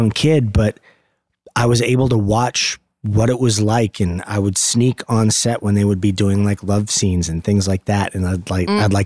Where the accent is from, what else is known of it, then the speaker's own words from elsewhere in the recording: Los Angeles, California, United States; also born or lived in Van Nuys, California; the same house that I grew up in Valley Village.